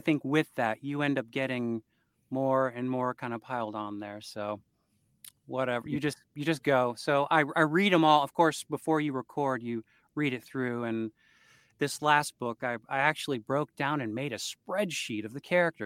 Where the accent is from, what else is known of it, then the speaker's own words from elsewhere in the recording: Port Huron, Michigan, United States; I was born in Port Huron General Hospital in Port Huron, Michigan